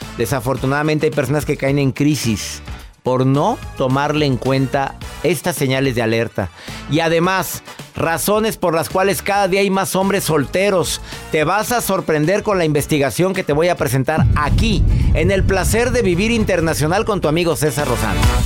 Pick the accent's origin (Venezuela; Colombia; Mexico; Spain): Mexico; soy mexicano